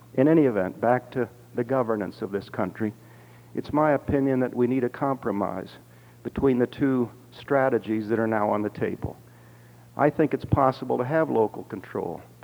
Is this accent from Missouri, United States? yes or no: no; Dayton, Ohio, United States; growing up in Dayton, Ohio